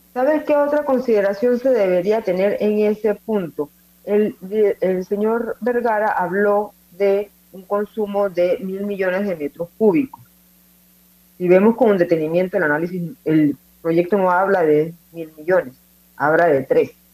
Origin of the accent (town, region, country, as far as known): Panama